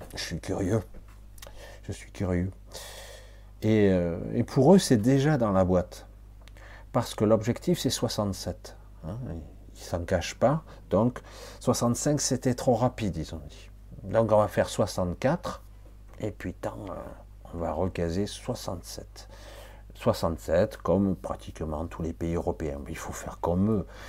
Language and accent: French; France; moved away; quand je suis actuellement en Asie, dire je suis français